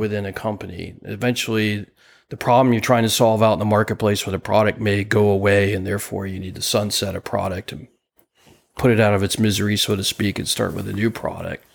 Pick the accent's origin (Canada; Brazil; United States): United States; New Jersey; where I grew up in New Jersey